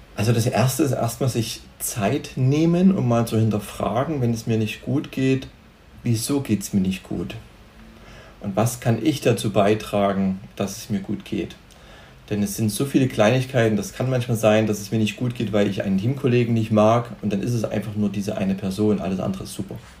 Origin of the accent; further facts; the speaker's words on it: Germany; also born or lived in Cyprus; als Deutsche